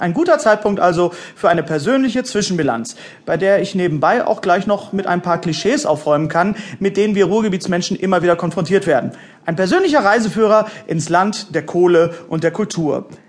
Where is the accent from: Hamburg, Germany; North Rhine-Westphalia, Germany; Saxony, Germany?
North Rhine-Westphalia, Germany; Bochum; Erstens bin ich hier geboren. Zweitens bin ich nie weggekommen. Und drittens bin ich hier geblieben.